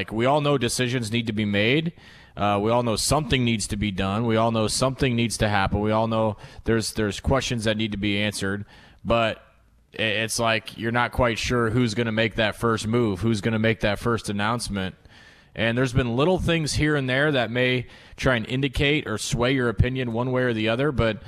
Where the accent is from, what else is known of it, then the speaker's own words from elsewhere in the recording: Omaha, Nebraska, United States; Born and raised in Omaha, got a two-month-old daughter who got some quality dad time the last few weeks, and now back in the saddle.